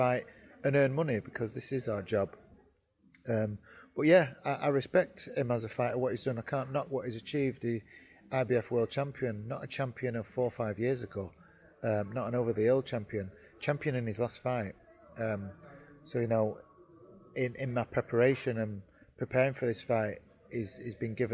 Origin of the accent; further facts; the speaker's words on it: Yorkshire and the Humber, United Kingdom; I'm a Yorkshireman, plain speaking